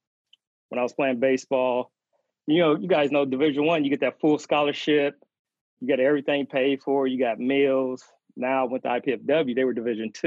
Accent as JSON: {"language": "English", "town": "Anderson", "region": "Indiana", "country": "United States", "tie": "born or raised there", "also_born_or_lived": "West Virginia", "said": "I was born in West Virginia, raised in Anderson, Indiana"}